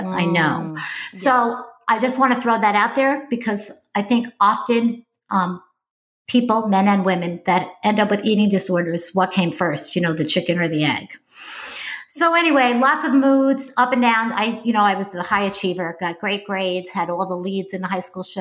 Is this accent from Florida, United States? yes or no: no; upstate New York, United States; moved away as an adult; also born or lived in Bronx, New York; I lived in New York State my entire life. I didn't live in the city. I lived upstate, but I was born in the Bronx, in case you hear that in my voice